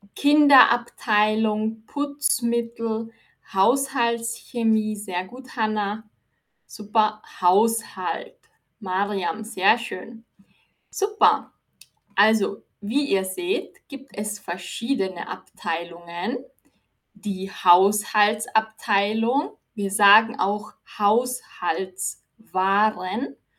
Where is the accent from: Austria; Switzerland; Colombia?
Austria; Ich bin aus Österreich